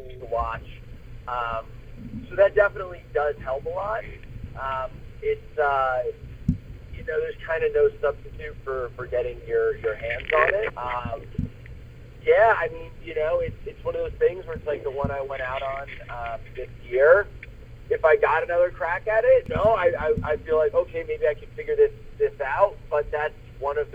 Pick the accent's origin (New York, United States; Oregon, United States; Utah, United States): New York, United States; I'm from New York